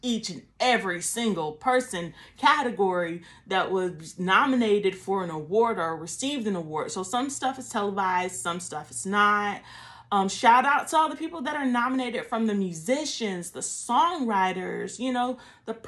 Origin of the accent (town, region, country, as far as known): Columbus, Georgia, United States; born or raised there